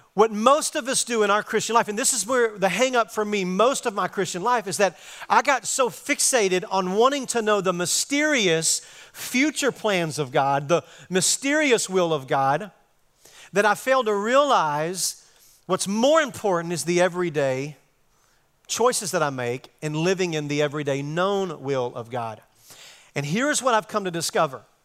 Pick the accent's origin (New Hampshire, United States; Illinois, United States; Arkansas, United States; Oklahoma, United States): Arkansas, United States; moved away as an adult; now in Texas, United States; I'm from Arkansas. I've been, I've been living on the mission field for the last thirty years here in Texas